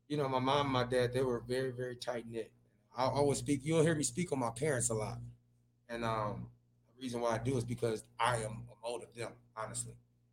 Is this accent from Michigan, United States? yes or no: yes; Detroit, Michigan, United States; like growing up in Detroit, inner city Detroit